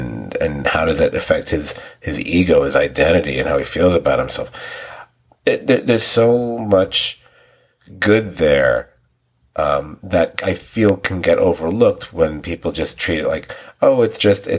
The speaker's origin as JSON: {"language": "English", "region": "New York", "country": "United States", "said": "for people from New York, like myself, I'm a New Yorker, as are most of my friends"}